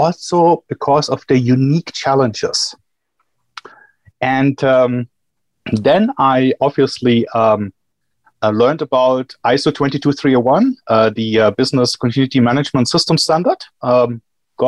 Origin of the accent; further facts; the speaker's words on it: Germany; moved away as an adult; also born or lived in Johannesburg, South Africa; now in Chicago, United States; I'm from Germany